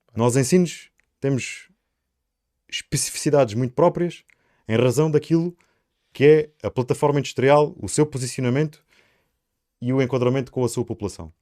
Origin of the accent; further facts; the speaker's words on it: Sines, Alentejo, Portugal; also born or lived in Lisbon; Eu nasci em Lisboa e no segundo dia de vida fui para Sines